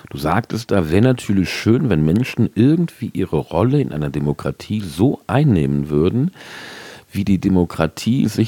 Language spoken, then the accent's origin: German; Rhineland, Germany; Du kommst ja aus, gebürtig aus Bonn, also auch aus dem Rheinland wie ich